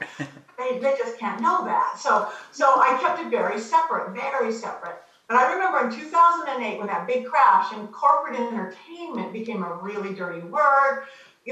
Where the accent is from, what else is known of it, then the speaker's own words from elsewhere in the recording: Long Beach, California, United States; also born or lived in Los Angeles, California; I was born in Long Beach, which is like suburban next to it. But I've been here my whole life